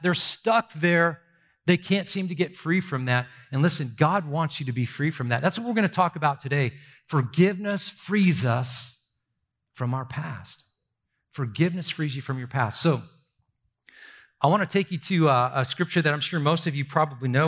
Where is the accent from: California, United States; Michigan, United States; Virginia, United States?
California, United States; Southern; I grew up in Southern California